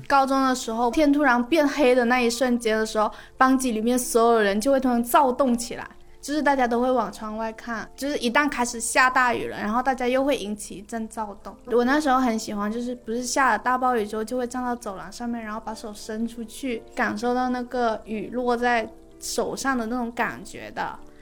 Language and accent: Chinese; Guangdong, China; 不要说整个广东，就我们老家